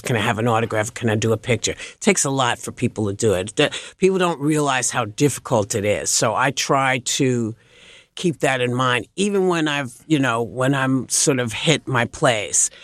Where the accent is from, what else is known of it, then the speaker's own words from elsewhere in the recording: New York, United States; I grew up in New York, which was always a sports town